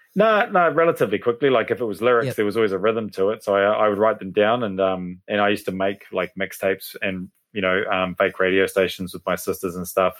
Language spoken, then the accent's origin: English; Hastings, Hawke's Bay, New Zealand; moved away as an adult; also born or lived in Melbourne, Australia; now in Papamoa, New Zealand; I'm from Hastings, so Hawke's Bay